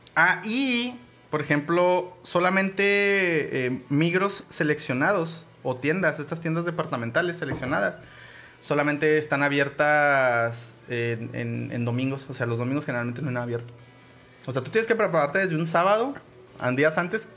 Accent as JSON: {"language": "Spanish", "country": "Mexico", "said": "somos mexicanos"}